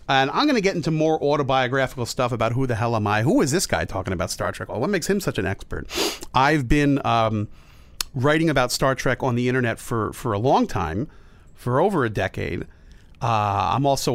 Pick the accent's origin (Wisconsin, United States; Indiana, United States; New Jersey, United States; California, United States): New Jersey, United States; now in New York, United States; I grew up in Jersey